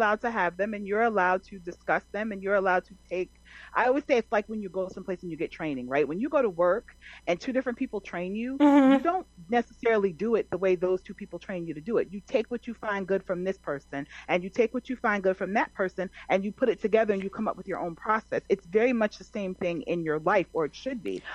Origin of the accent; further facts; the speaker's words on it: New Jersey, United States; I'm from New Jersey.